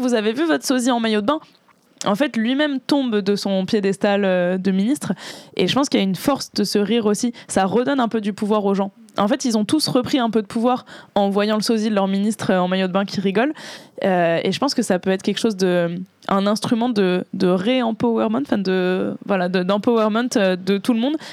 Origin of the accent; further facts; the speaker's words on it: Boulogne-Billancourt, Île-de-France, France; j'ai grandi à Boulogne